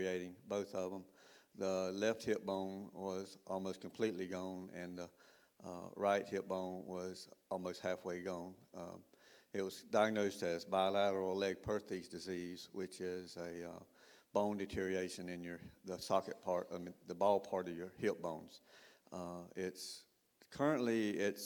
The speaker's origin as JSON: {"language": "English", "town": "Perry", "region": "Florida", "country": "United States", "tie": "born or raised there", "also_born_or_lived": "Panama City, Florida", "said": "I was born in Panama City. We moved a little bit during my early childhood, and we lived in Perry, Florida for 14 years"}